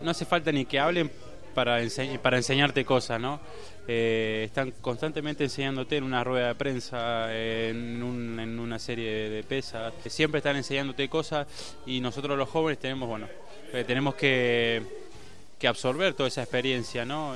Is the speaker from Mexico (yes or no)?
no; Córdoba, Argentina; moved away; De donde soy yo, de Córdoba